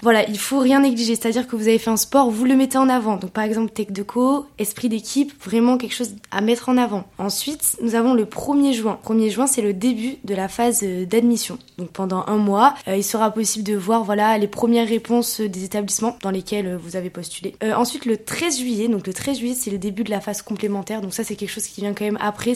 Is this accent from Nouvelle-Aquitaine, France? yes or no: yes; Périgueux, Nouvelle-Aquitaine, France; je suis originaire de Périgueux. Euh, j'étais au lycée à Bertrand de Borne, donc euh, juste en dessous dans le centre-ville de Périgueux